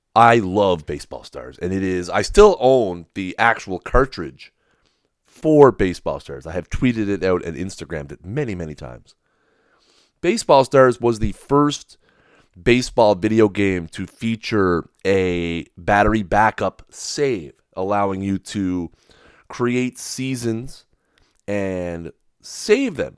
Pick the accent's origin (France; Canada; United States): Canada; I'm Canadian